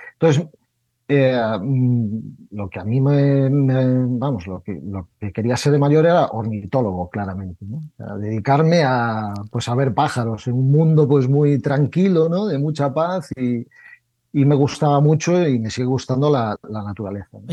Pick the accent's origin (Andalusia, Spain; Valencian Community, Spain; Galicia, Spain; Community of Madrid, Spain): Galicia, Spain; soy gallego